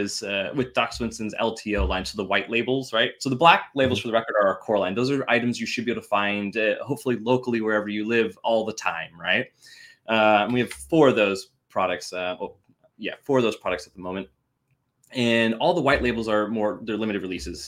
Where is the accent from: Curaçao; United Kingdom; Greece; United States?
United States; Washington; I'm from Washington after all